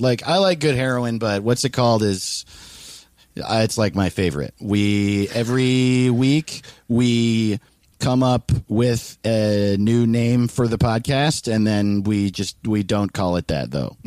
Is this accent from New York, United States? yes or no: yes; Greenwood Lake, New York, United States; moved away; I'm from Greenwood Lake, New York, where like everyone dies of cocaine.